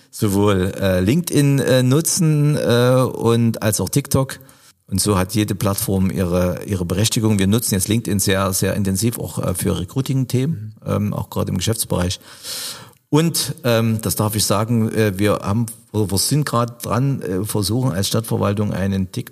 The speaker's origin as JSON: {"language": "German", "region": "East Germany", "country": "Germany", "tie": "born there", "said": "Also ich bin ein Kind der DDR, ich bin 1971 geboren äh, und halte auch noch das ein oder andere äh, aufrecht im Sinne von äh, äh, wir aus dem Osten sind"}